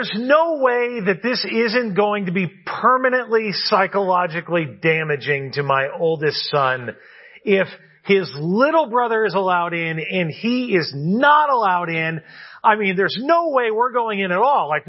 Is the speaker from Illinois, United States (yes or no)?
no; California, United States; moved away as an adult; also born or lived in New York City; my home state of California, where I now live